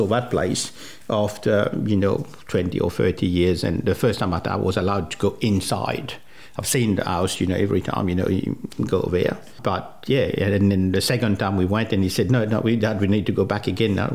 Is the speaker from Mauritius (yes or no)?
yes; Mauritius; first language French; English is a second language; moved away as an adult; also born or lived in Rodrigues, Mauritius / Sydney, Australia / Canberra, Australia; now in Tasmania, Australia; I grew up in Mauritius and, you know, started work in Mauritius